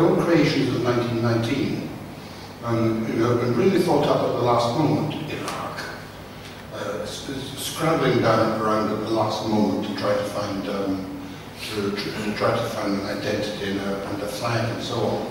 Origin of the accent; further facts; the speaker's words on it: Scotland, United Kingdom; as a Scotsman